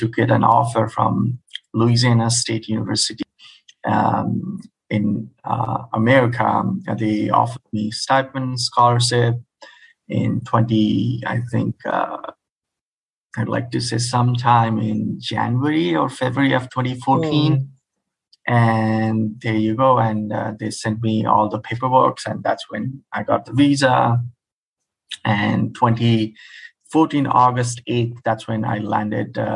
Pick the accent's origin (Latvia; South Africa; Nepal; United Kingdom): Nepal; moved away as an adult; also born or lived in India; now in United States; I come from Nepal, which is all the way, I think, 12 hours away of us, ahead of us.